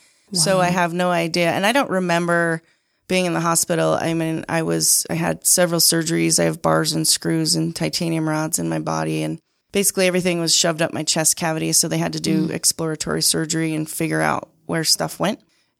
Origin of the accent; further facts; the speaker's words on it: Utah, United States; I grew up on the Sandy Draper border, and my memories of childhood was really working on my dad's mink ranch.